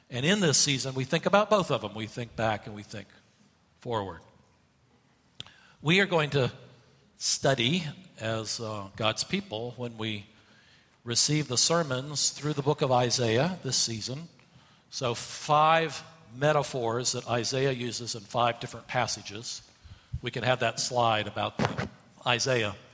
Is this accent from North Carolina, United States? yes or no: yes; Asheville, North Carolina, United States; Uh, I grew up in Asheville, North Carolina, and uh, the mountains there are not huge mountains.